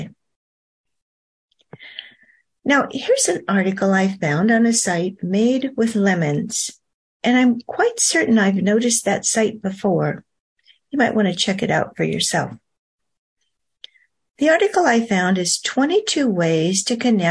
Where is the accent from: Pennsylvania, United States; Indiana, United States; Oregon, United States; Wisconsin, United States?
Oregon, United States; North Oregon coast, United States; I grew up on the North Oregon coast